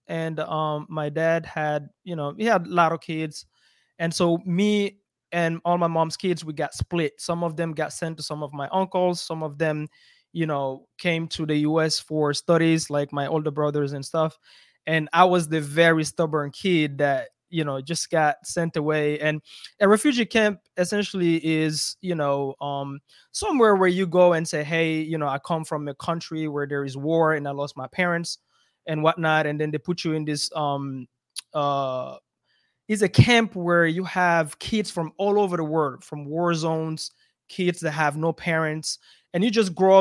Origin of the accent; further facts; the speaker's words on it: Belgium; moved away; also born or lived in Africa; I grew up in Belgium, but I'm from Africa